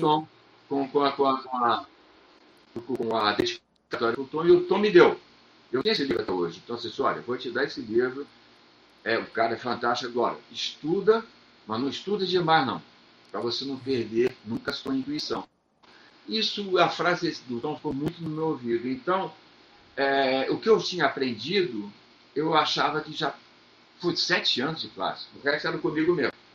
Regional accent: Rio de Janeiro, Brazil; Eu morava em Copacabana, eu nasci em Copacabana

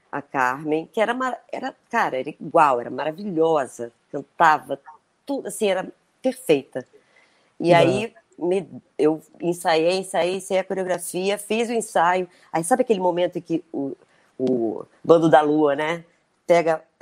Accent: Brazil; caramba, Brasil, eu sou brasileira.

